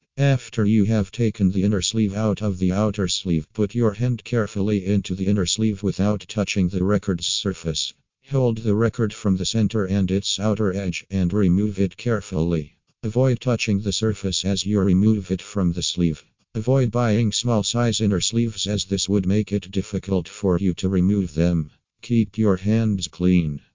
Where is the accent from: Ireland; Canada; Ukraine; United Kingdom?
Ukraine; from Ukraine